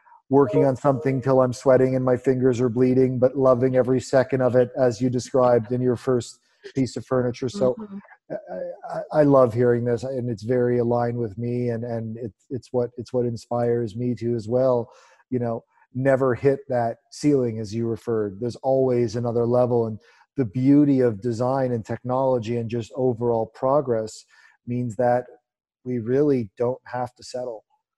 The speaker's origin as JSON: {"language": "English", "country": "Canada", "said": "I'm Canadian."}